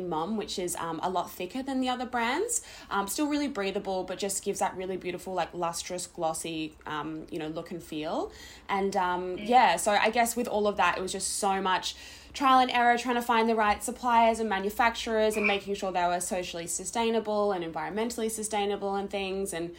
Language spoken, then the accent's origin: English; Adelaide, South Australia, Australia; we're both originally from Adelaide